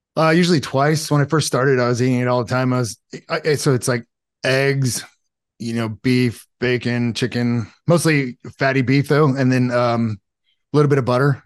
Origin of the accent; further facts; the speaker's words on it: Los Alamitos, California, United States; I grew up in Southern California, like, uh, Los Alamitos, Seal Beach area.